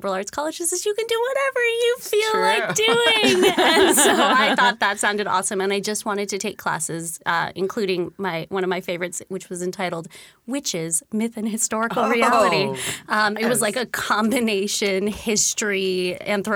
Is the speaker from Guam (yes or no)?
yes; Guam; moved away as an adult; also born or lived in Western Massachusetts; now in Seattle, United States; I am originally from Guam, actually. So I grew up on a tiny little island in the middle of the Pacific Ocean.